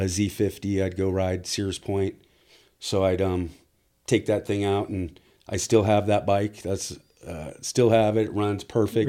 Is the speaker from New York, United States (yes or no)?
no; South Orange County, California, United States; now in Temecula, United States; grew up pretty much over in South Orange County and lived over there till, oh, I got married